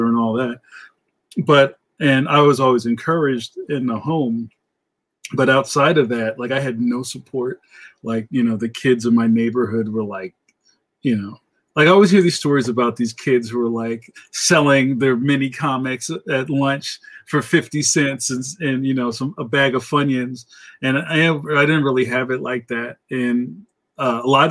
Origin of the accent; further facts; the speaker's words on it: Philadelphia, Pennsylvania, United States; growing up in West Philly back in the late 70s, early 80s